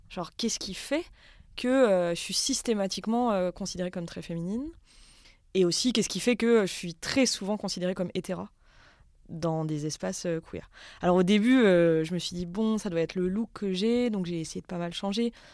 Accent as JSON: {"language": "French", "area": "Haute-Savoie", "region": "Auvergne-Rhône-Alpes", "country": "France", "tie": "born or raised there", "said": "Moi, j'ai grandi en Haute-Savoie, dans un bled euh, vraiment très, très paumé"}